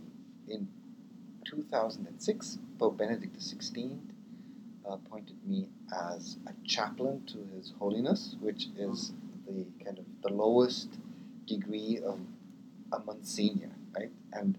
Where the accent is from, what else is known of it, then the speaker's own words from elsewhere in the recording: Vienna, Austria; also born or lived in New York, United States / London, United Kingdom / Rome, Italy; I always say I am an Austrian with an American passport. You can hear my accent isn't quite right. So I was born in New York. My parents are Austrian. And I grew up in Vienna, in London, and I lived in Rome for 15 years.